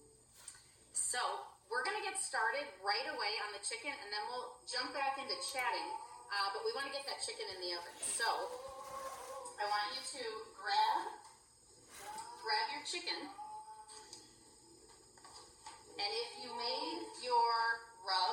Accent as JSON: {"language": "English", "town": "Chicago", "region": "Illinois", "country": "United States", "tie": "born or raised there", "moved": "yes", "lives_now": "Iowa, United States", "said": "we were raised in Chicago"}